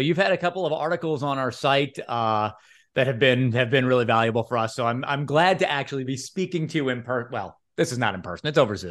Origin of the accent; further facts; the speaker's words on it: Louisville, Kentucky, United States; born there; I was born in Louisville. My parents went to the University of Louisville